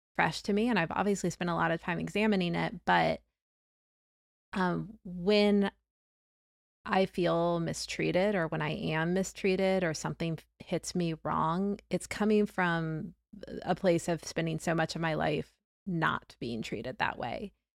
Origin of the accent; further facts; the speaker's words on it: the South, United States; growing up in the South